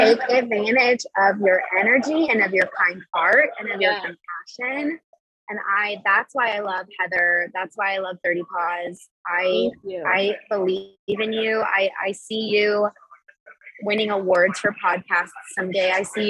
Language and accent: English; Miami, Florida, United States; born there; I grew up, I'm kind of from everywhere a little bit. That's kind of what I say now. I grew up, I was born in Miami, Florida